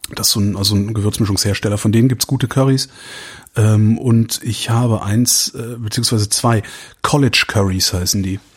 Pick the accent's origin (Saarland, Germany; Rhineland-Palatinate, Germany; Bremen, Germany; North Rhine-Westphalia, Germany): North Rhine-Westphalia, Germany; Cologne; now in Berlin, Germany; ich komme aus, aus Köln